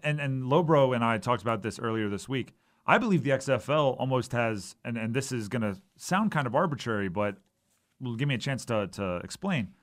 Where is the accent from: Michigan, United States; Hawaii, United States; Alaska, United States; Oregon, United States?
Hawaii, United States; moved away; I grew up in Hawaii